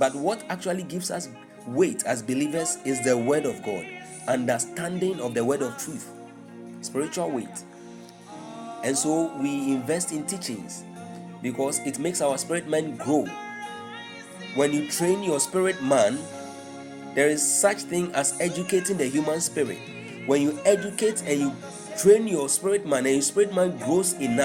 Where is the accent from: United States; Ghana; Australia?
Ghana; Tema, Greater Accra; Tema. Okay, that's where I live. That's where I come from, actually. That's where I live.